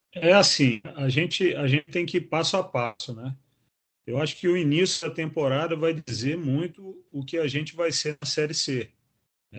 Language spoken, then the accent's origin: Portuguese; São João da Barra, Rio de Janeiro, Brazil; now in Natal, Brazil; eu sou de São João da Barra, que é estado do Rio, de, é, próximo a Campos dos Goitacazes, mas já estou aqui em Natal há 17 anos